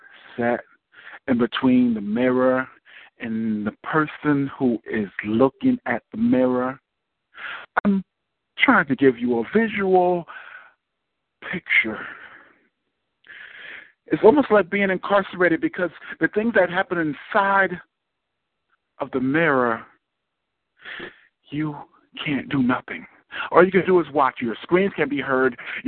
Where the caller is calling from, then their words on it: Irvington, New Jersey, United States; I'm calling from Irvington, New Jersey